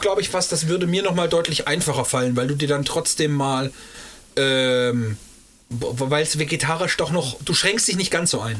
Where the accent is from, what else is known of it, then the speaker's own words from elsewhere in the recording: Eschwege area, Hesse, Germany; wir kommen aus, dem, aus der Flairstadt